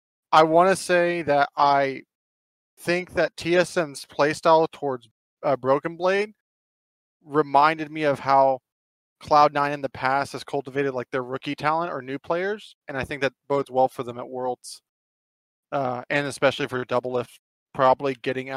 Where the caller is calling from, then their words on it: Phoenix, Arizona, United States; also born or lived in Houston, Texas; I'm now calling from Phoenix, Arizona.